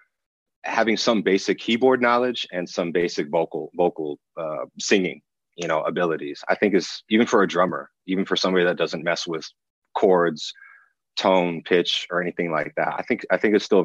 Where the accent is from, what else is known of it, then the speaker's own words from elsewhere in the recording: Marin County, Bay Area, California, United States; also born or lived in Los Angeles, California; Growing up in the Bay Area, specifically in Marin County, which is right above the Golden Gate Bridge, man, it is beautiful